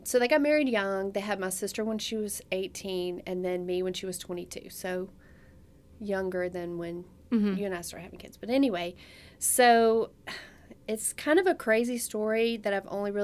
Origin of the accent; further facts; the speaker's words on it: the Bible Belt, United States; I grew up in the Bible Belt